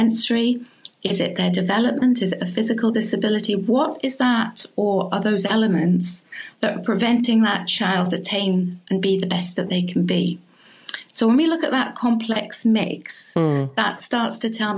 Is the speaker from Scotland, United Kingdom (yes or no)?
yes; Scotland, United Kingdom; moved away; I was brought up in Scotland